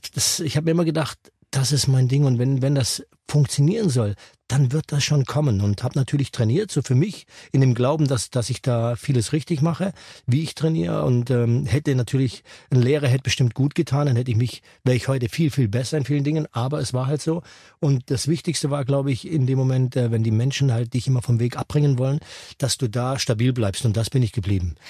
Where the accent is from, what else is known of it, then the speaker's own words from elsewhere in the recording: Lake Constance, Baden-Württemberg, Germany; bei uns am Bodensee, das war, muss man sich so ein kleines Dörfchen vorstellen